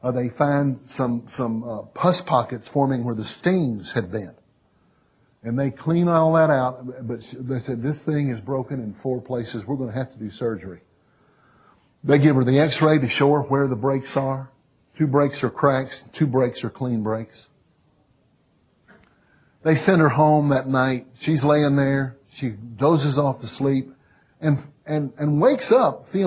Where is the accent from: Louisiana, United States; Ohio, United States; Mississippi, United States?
Mississippi, United States; I'm from Mississippi